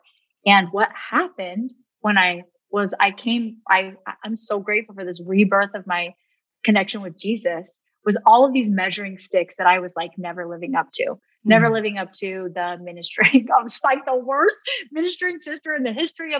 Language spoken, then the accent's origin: English; Rexburg, Idaho, United States; I grew up in Rexburg, Idaho.